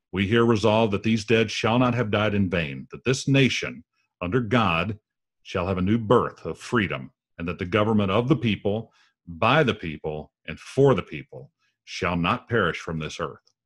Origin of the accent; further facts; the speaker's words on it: United States; our country